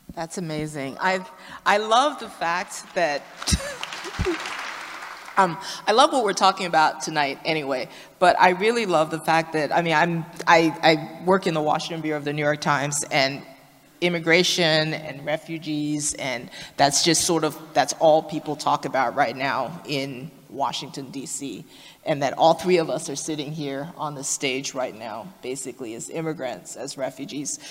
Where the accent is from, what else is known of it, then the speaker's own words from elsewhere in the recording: Liberia; moved away; I'm originally from Liberia